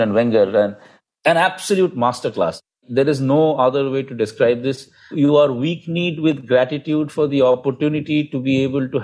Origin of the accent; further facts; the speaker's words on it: India; being an Indian